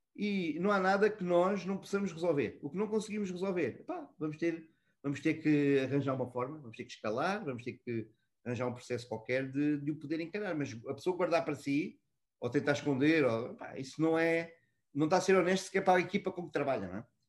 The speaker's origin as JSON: {"language": "Portuguese", "town": "Almada", "region": "Lisbon", "country": "Portugal", "tie": "born or raised there", "also_born_or_lived": "Mozambique / Brazil / Egypt", "moved": "as an adult", "lives_now": "Dubai, United Arab Emirates", "said": "Eu trabalho com tanto gosto uh, em Almada, eh, onde eu cresci, estudei e onde vivo em, em Portugal"}